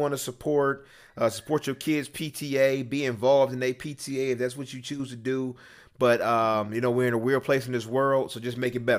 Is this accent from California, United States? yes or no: no; Ohio, United States; moved away; I'm from Ohio.